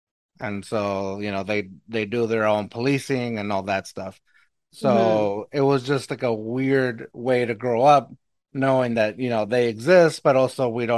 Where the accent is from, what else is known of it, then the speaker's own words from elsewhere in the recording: Eagle Pass, Texas, United States; accent: Mexican; Where I grew up in Eagle Pass, it's a border town, yes, where it's mostly Hispanic, mostly Mexican American